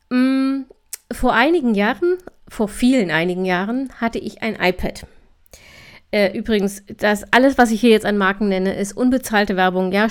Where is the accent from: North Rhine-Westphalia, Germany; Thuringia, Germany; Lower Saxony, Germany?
Thuringia, Germany; born there; Am 1.10. schon abzugrillen, als gebürtige Thüringerin, das das ist, äh, ach, das ist einfach falsch.